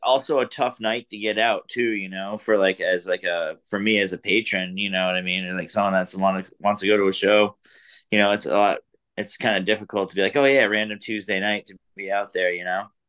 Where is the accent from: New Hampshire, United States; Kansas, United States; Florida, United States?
New Hampshire, United States; I grew up in New Hampshire